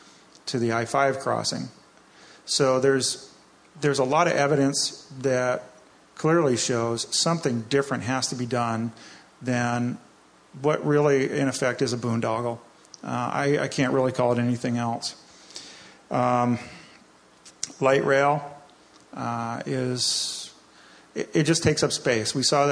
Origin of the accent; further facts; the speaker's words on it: East Coast, United States; now in Washington, United States; I grew up on the East Coast. I grew up with tolls